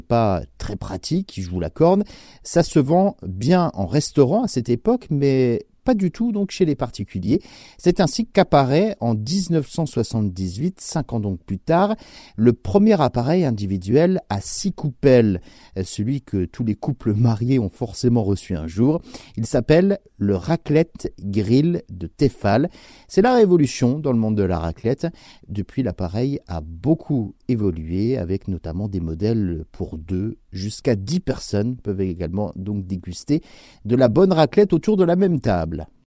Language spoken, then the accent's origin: French; France; chez nous en France